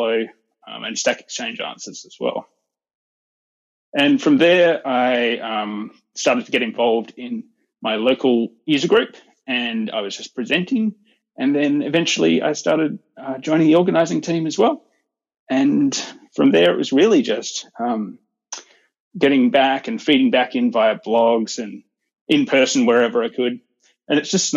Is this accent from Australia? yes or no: yes; Perth, Western Australia, Australia; I'm from Perth, Western Australia